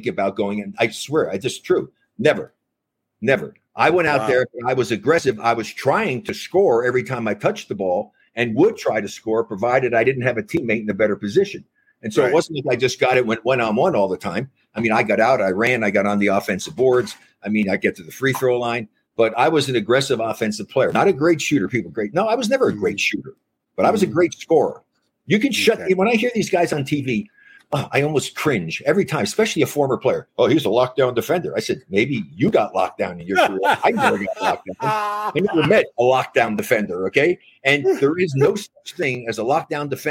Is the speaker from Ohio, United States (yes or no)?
no; New Jersey, United States; I grew up in New Jersey